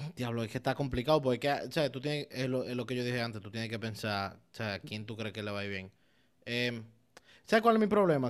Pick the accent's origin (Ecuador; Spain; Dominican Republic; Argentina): Dominican Republic; yo como buen dominicano, e italiano en teoría